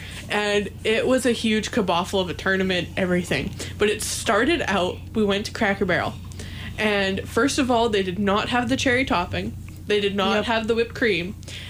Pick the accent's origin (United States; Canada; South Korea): Canada; Winnipeg, Manitoba; moved away; We do not use cornmeal back in Winnipeg.